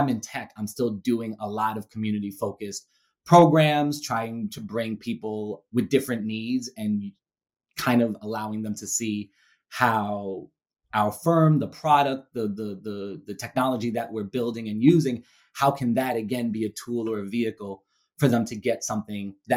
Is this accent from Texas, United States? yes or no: no; New York City, New York, United States; moved away as an adult; now in Ohio, United States; I currently reside in Ohio, but I'm a born and raised Brooklynite. I grew up in Brooklyn, New York